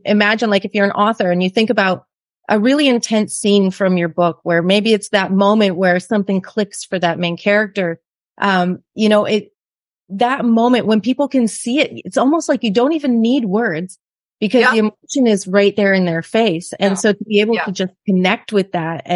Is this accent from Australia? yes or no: no; Canada; moved away as an adult; now in Mexico; we're from Canada, so we sold everything and moved to Mexico